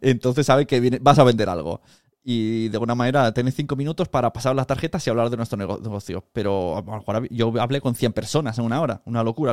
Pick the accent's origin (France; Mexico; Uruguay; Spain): Spain; Palau-solità i Plegamans, Catalonia; al castillo de mi pueblo, de Palau Plemans